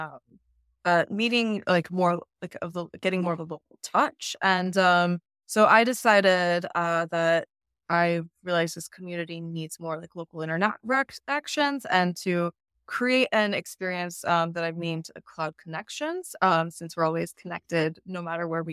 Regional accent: San Antonio, Texas, United States; moved away; I am actually home for a little bit in San Antonio, Texas.

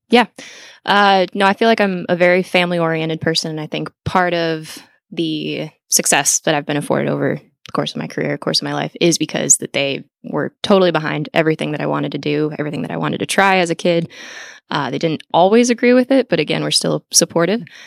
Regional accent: Lisle, Illinois, United States; I was born and raised outside Chicago

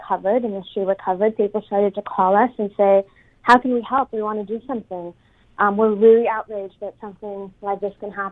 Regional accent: Islamabad, Islamabad Capital Territory, Pakistan; moved away as an adult; also born or lived in Silicon Valley, United States; I grew up in Pakistan. I was born into a pretty modest, self-made family. I was growing up in Islamabad, the capital

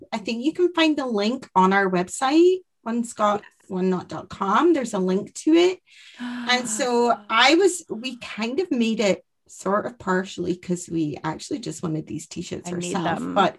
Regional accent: Scotland, United Kingdom; I'm the Scot.

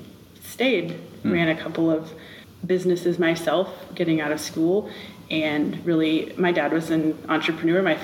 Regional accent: Rensselaer, Indiana, United States; I was born and raised in Rensselaer

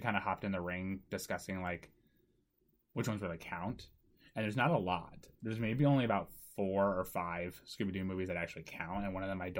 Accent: Japan; born there; Fun fact, if I've never brought this up, I was born in Japan.

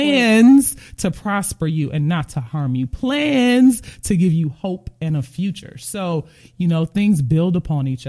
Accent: Kankakee, Illinois, United States; I'm from Illinois, Kankakee, Illinois

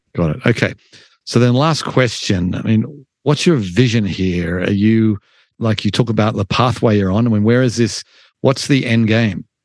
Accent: Australia; now in United States; I'm an immigrant from Australia

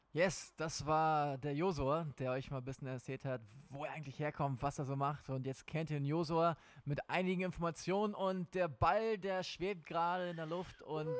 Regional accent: Schleswig-Holstein, Germany; moved away as an adult; ich bin in Schleswig-Holstein groß geworden. Ich habe dort 19 Jahre meines Lebens verbracht

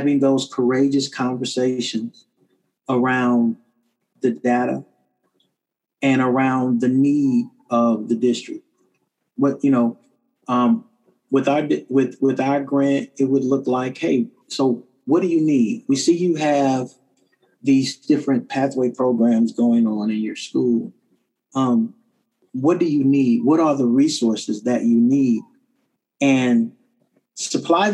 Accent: Kansas City, Kansas, United States; I'm a graduate of Wyandotte High School. It's the best high school this side of heaven in Kansas City, Kansas

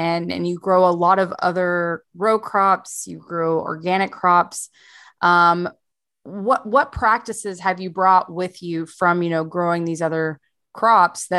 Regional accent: East Texas, United States; now in Austin, United States; I'm also from East Texas

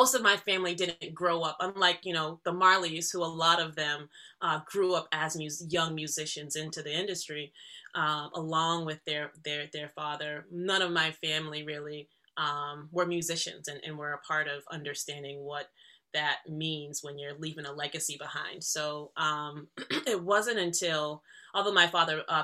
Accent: Boston, Massachusetts, United States; also born or lived in Jamaica; moving to Boston. My mom is from Boston

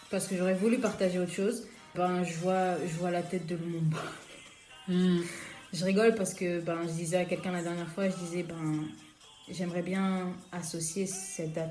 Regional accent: Kinshasa, DR Congo; moved away as an adult; now in London, United Kingdom; j'ai 28 ans, j'ai grandi à Kinshasa euh, depuis 2012, je vis à Londres.

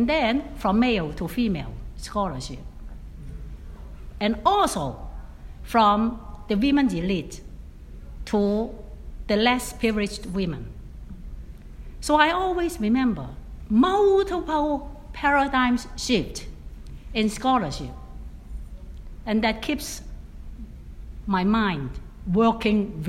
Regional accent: Hong Kong; now in Atlanta, United States; I was born in Hong Kong, a former British colony, really at the boundary of China

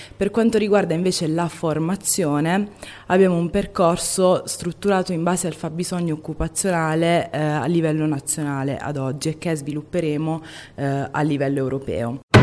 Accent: Foggia, Apulia, Italy; Io eh, sono nata a Foggia da una mamma italiana e un padre eh, immigrato dalla Costa d'Avorio e mio padre diciamo che a Foggia eh, aveva un'associazione di migranti

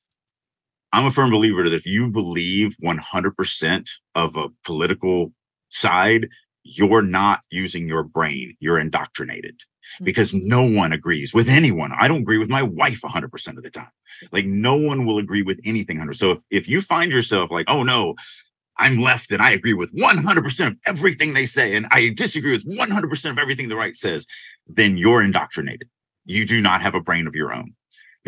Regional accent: United States; I'm American

